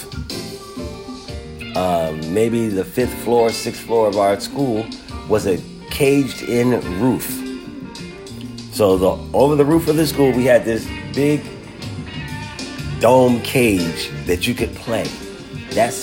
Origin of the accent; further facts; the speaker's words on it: Philadelphia, Pennsylvania, United States; I grew up in Philadelphia, Pennsylvania, and I went to Reynolds Elementary School.